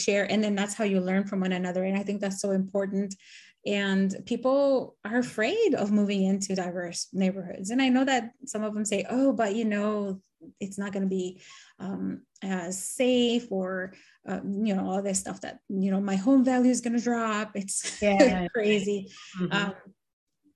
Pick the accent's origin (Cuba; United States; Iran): United States; also born or lived in Nicaragua; now in Maryland, United States; I've been here in the US since I was 7